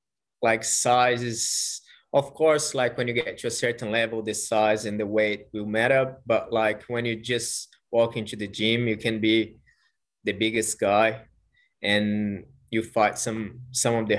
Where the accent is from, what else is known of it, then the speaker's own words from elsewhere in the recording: Brazil; English is a second language; moved away as an adult; now in Australia; I'm from Brazil